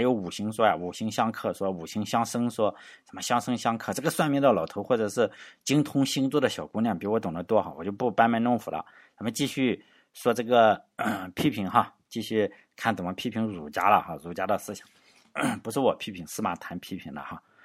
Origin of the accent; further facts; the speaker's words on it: Shandong, China; 作为山东人的话